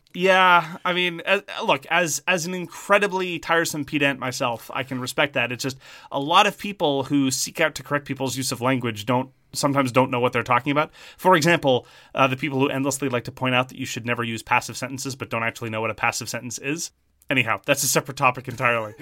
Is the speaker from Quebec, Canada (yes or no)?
yes; Montreal, Quebec, Canada; accent: Montreal Irish Anglo; also born or lived in Southern Ontario; I am from French Canada. I have the Montreal Irish Anglo accent, which is a very particular thing.